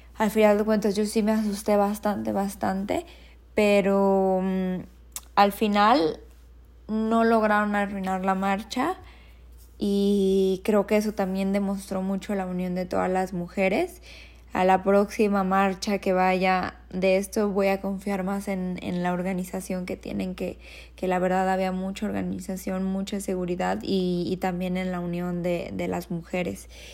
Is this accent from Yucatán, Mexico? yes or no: no; Guadalajara, Jalisco, Mexico; soy de Guadalajara y aquí vivo también